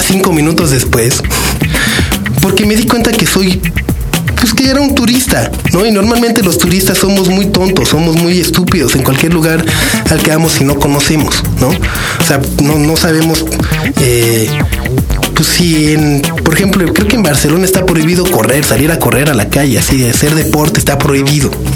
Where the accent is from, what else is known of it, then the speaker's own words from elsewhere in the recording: Mexico; sí vengo de México